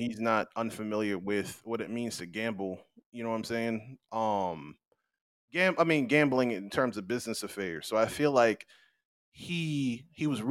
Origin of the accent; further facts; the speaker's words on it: United States; moved away; where I'm from that represent me as an American